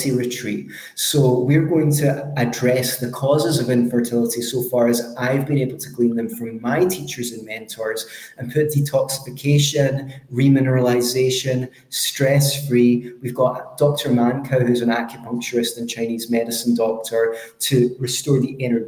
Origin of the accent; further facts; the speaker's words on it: Scotland, United Kingdom; accent: Scottish; my Scottish accent is a little bit strong